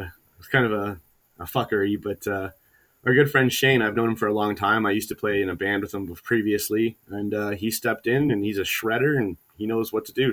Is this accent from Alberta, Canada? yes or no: no; Hamilton, Ontario, Canada; I was born and raised in Hamilton